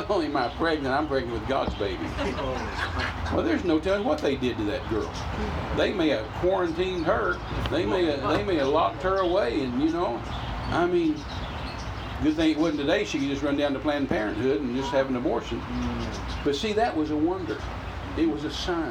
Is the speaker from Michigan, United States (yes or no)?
no; Midland, Texas, United States; I'm from Midland, that's 20 miles away